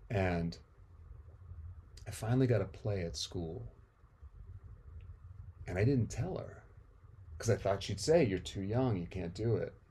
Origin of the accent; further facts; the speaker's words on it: India; also born or lived in Amsterdam, Netherlands / Nepal; I was born in Amsterdam because my folks had split America at the end of the 60s to go on their, you know, their journey, their odyssey to India. But I was I was part of that trip on the way.